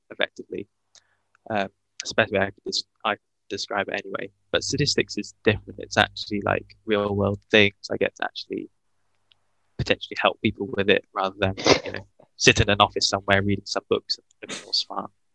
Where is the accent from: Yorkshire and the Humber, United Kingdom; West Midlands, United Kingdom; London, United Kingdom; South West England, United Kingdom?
West Midlands, United Kingdom; Worcester; also born or lived in Bath; I'm from Worcester.